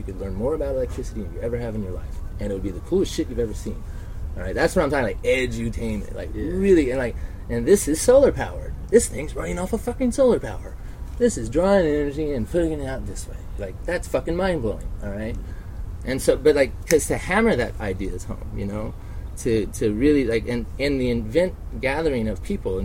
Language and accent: English; Reno, Nevada, United States; Growing up in Reno and hustling, you know, I was gambling by the time I was 15